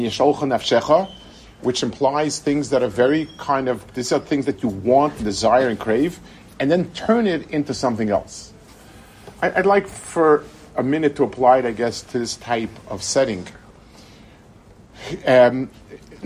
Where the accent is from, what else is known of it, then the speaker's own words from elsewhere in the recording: United States; now in Israel; I grew up in America at a time when things were different